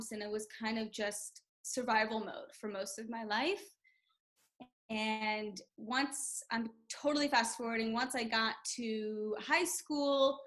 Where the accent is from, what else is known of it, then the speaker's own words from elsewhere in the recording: Memphis, Tennessee, United States; I'm from Memphis, Tennessee. And I was born there, raised